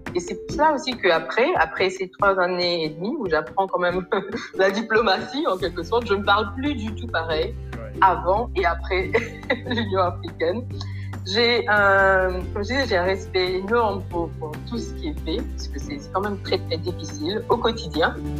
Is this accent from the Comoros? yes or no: no; Mauritius; moved away as an adult; also born or lived in France / Ethiopia / Burundi / Liberia; now in Côte d'Ivoire; donc je viens de l'île Maurice. après des études donc secondaires à l'île Maurice